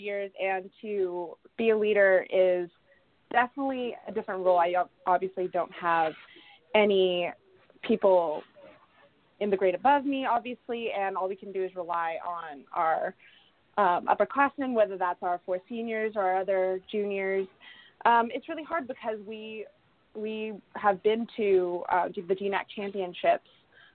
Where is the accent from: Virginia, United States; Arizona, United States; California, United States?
California, United States; Southern; moved away as an adult; now in Lacey, United States; I'm obviously from Southern California